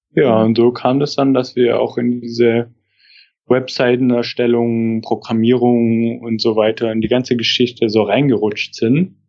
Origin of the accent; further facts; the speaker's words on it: Stuttgart area, Baden-Württemberg, Germany; now in Rostock, Germany; ich komme aus der Ecke von Stuttgart